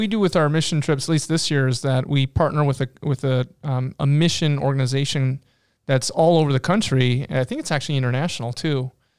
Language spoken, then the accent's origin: English; North Dakota, United States; We're from North Dakota.